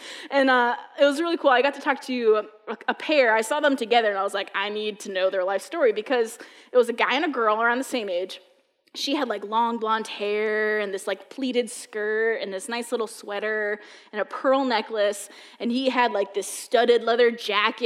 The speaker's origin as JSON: {"language": "English", "region": "New Hampshire", "country": "United States", "tie": "born or raised there", "moved": "as an adult", "said": "I'm a New Englander. I was born in New Hampshire"}